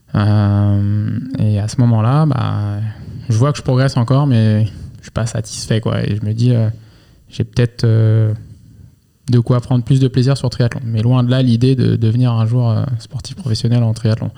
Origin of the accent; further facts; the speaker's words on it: Angers, Pays de la Loire, France; je suis de Angers à, la base